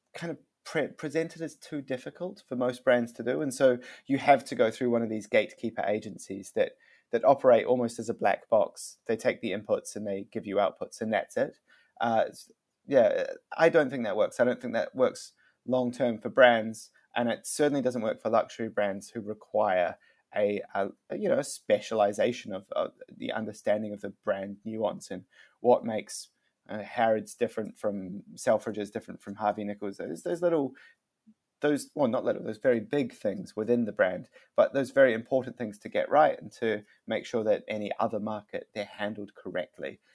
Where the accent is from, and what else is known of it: New Zealand; moved away; also born or lived in China / London